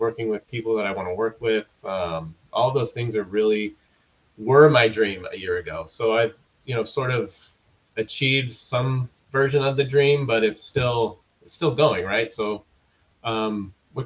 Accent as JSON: {"language": "English", "region": "Southern California", "country": "United States", "said": "I'm from Southern California."}